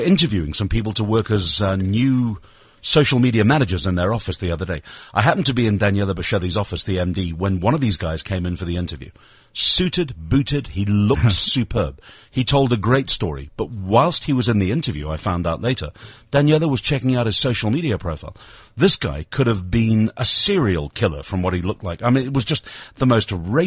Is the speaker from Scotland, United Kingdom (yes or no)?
no; Lancashire, North West England, United Kingdom; now in South Africa; my local football team from where I was born in Lancashire